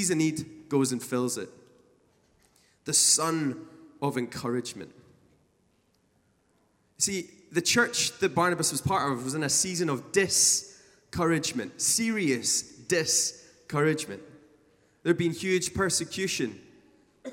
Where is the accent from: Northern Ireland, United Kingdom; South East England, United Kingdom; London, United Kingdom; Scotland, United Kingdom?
Scotland, United Kingdom; a Scottish musician